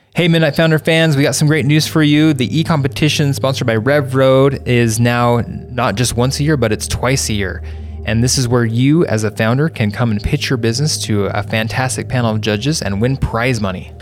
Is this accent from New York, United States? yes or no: no; northern Utah, United States; also born or lived in Hawaii / Seattle / Cincinnati; now in Utah Valley, United States; I'm not from Utah Valley per se. I'm from northern Utah